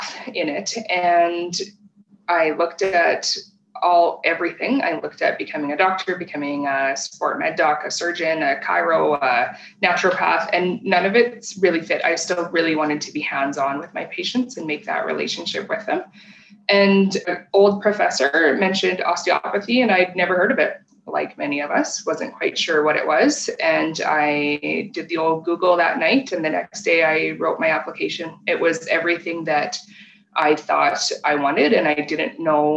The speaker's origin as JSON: {"language": "English", "town": "Regina", "region": "Saskatchewan", "country": "Canada", "tie": "born or raised there", "moved": "as an adult", "lives_now": "Calgary, Canada", "said": "I was born and raised in Regina"}